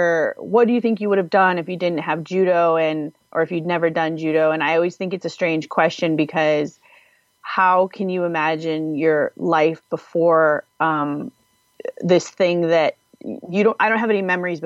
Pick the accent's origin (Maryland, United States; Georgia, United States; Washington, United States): Washington, United States; I'm originally from Washington State. There's an area up there called Puget Sound with an island called Whidbey Island. And there is a Naval Air Base there where my dad was stationed.